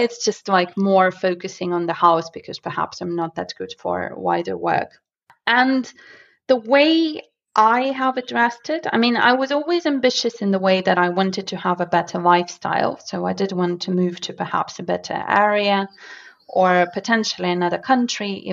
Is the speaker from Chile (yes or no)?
no; Moscow, Russia; English is a second language; moved away; I am from Russia, and I used to live in a smaller area called Solntsevo, which is in Moscow